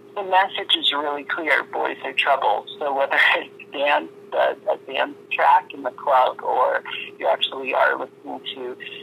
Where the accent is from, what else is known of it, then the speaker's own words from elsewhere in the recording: Miami Beach, Florida, United States; now in New York, United States; growing up in Miami Beach